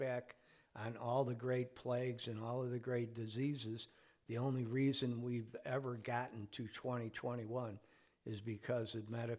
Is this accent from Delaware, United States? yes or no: no; Chicago, Illinois, United States; growing up in Chicago in the 60s